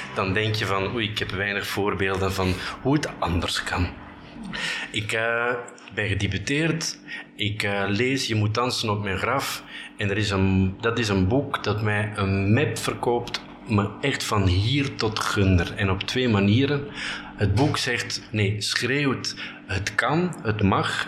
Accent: Bruges, Flanders, Belgium; moved away as an adult; also born or lived in Ghent / Brussels; Ik kom uit Brugge

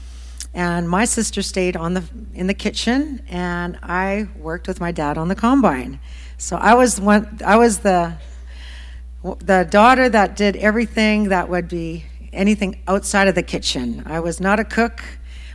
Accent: Wadena, Saskatchewan, Canada; moved away as an adult; also born or lived in Nashville; now in Regina, Canada; we both actually came from this area of Saskatchewan. I'm originally from Wadena area.

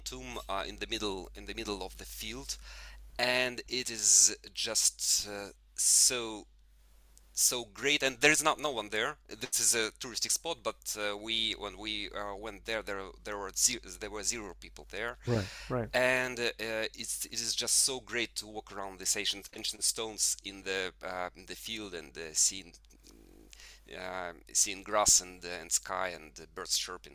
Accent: Tyumen, Tyumen Oblast, Russia; first language Russian; English is a second language; moved away as an adult; also born or lived in Moscow, Russia / Spain; now in United Kingdom; I was born in Tyumen. It's a city in the center of Siberia

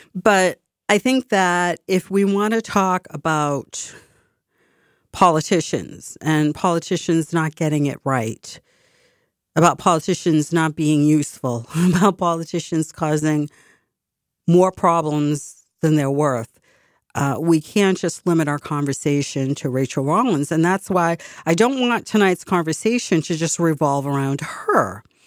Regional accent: Boston, Massachusetts, United States; I was from Boston

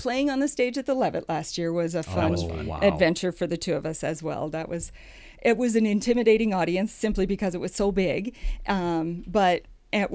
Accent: Sheldon, Iowa, United States; we had an indoor pool in my hometown

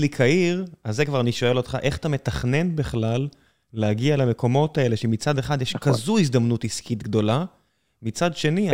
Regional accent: Beersheba, Southern District, Israel; גדלתי בבאר שבע

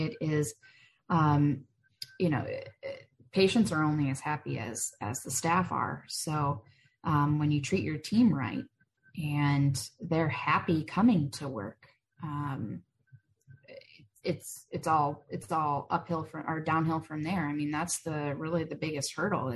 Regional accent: Michigan, United States; moved away as an adult; also born or lived in Charlotte, North Carolina; now in Denver, United States; I grew up in Michigan

